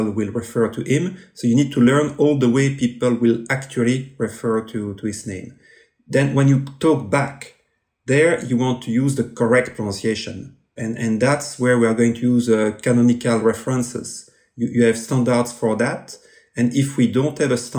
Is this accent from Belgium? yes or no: yes; Belgium; accent: French; English is a second language